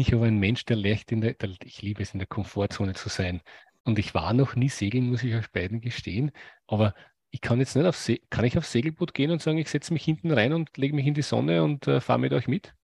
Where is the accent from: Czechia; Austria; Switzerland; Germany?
Austria; ich komme aus Österreich, wir haben ein paar Seen, aber wir haben keinen Zugang zum